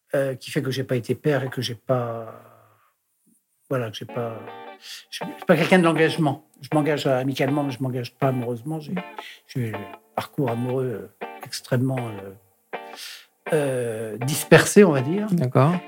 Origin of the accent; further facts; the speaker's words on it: Paris, Île-de-France, France; also born or lived in Brittany; pour la famille, euh, je suis un Parisien, je suis pas un Breton.